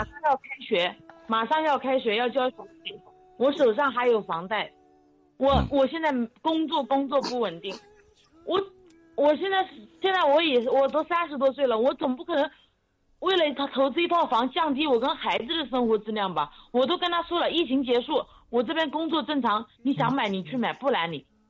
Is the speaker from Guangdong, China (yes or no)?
no; Gaoyou, Jiangsu, China; now in Yangzhou, China; 我的老家在高邮，我们现在在扬州